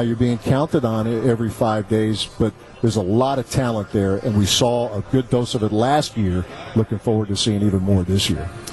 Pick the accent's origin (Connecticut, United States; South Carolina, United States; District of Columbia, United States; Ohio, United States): Ohio, United States; moved away; I grew up in Ohio